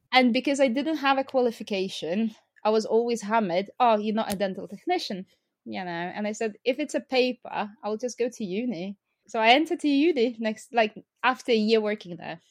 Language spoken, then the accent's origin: English; Lithuania; born or raised there; English is a second language; moved away